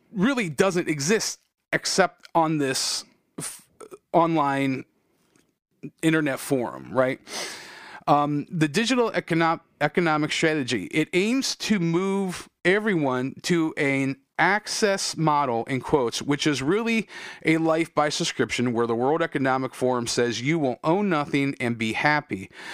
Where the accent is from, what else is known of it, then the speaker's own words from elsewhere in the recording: United States; I'm proud of being American